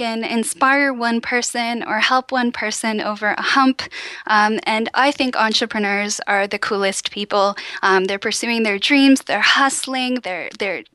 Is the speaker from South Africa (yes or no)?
no; Cambridge, Ontario, Canada; moved away as an adult; also born or lived in Oxford / Ottawa; I'm from Cambridge, Ontario, which is near Waterloo, and it's part of Waterloo Region